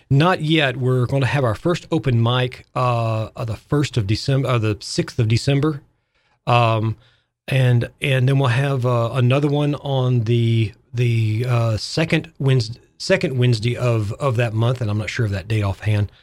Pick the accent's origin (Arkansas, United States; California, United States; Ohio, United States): Arkansas, United States; moved away as an adult; now in Fairhaven, United States; I'm a Southerner. I'm from Arkansas